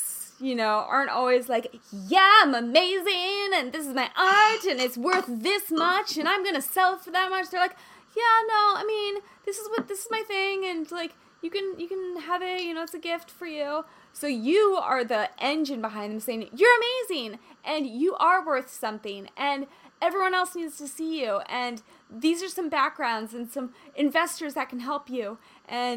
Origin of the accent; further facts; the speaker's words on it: Kansas, United States; I'm from Kansas.